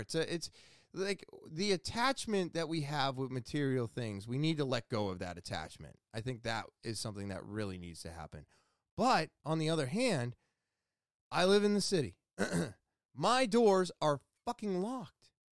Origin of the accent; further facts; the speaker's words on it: Manchester, United States; right here in my hometown